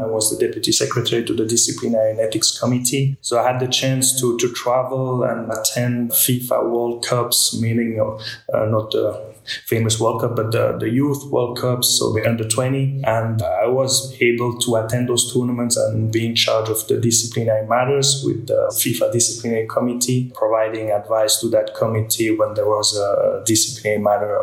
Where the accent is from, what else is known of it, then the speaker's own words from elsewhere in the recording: Switzerland; Being a Swiss citizen, I was on the ski slopes at 2 years old.